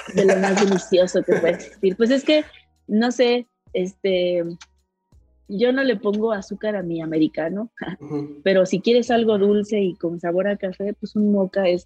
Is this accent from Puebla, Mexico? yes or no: no; Milpa Alta, Mexico City, Mexico; yo nací en el Palta, ah, yo soy de allá